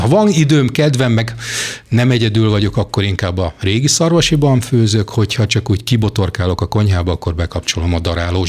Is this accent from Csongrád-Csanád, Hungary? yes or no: no; Jászberény, Jász-Nagykun-Szolnok, Hungary; én Jászberényi vagyok